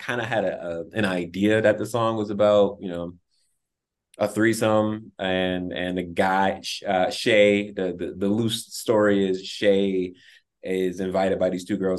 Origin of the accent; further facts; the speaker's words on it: Buffalo, New York, United States; also born or lived in Louisiana; Like, I was born in Louisiana and I was a military brat, so I was moving all over the place. And then I grew up in Buffalo, New York. So I got there when I was like 7, 8.